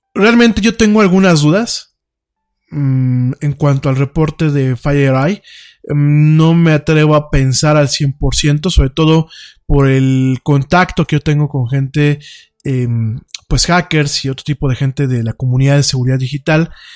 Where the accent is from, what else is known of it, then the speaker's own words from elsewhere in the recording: Mexico; somos los mexicanos como muchos otros pueblos, somos gente muy barata